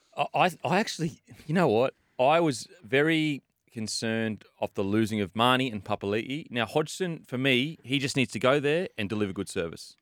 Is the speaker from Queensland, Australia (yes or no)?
yes; Gold Coast, Queensland, Australia; I'm from the Gold Coast